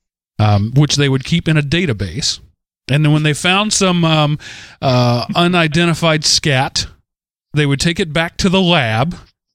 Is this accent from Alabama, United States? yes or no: no; Texas, United States; my home state, because as much as I love Texas